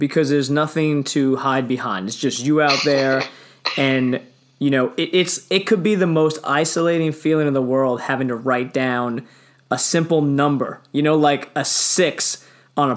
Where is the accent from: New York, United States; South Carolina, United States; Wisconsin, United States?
New York, United States; Long Island; I grew up on Long Island